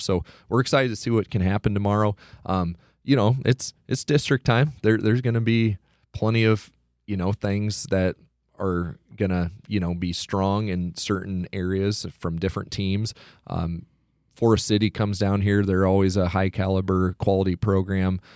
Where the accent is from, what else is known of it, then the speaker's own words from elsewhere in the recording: Iowa Falls, Iowa, United States; also born or lived in Garden City, Kansas; I'm originally from Iowa Falls, uh, graduated in two thousand four, um, grew up in Hardin County